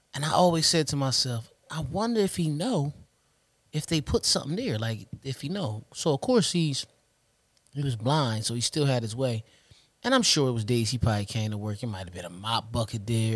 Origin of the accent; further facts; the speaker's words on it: Trenton, New Jersey, United States; we born and raised in Trenton, New Jersey